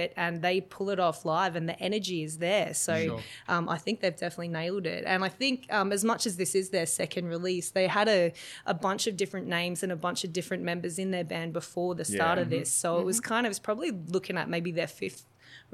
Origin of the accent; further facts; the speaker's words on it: Mount Isa, Queensland, Australia; I'm from Northwest Queensland. I'm from Mount Isa